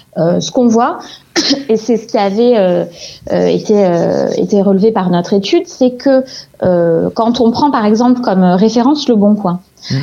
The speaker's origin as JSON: {"language": "French", "town": "Montpellier", "region": "Occitania", "country": "France", "tie": "born or raised there", "said": "je suis née à Montpellier. Euh, mes parents sont nés à Montpellier, mes grands-parents aussi"}